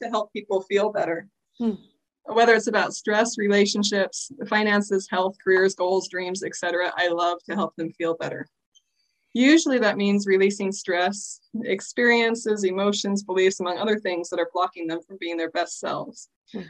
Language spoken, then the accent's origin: English; Oregon, United States; now in Utah, United States; I live in Utah. I moved here about a year or so ago, and I'm loving it. I came from Oregon, beautiful place, and I miss it.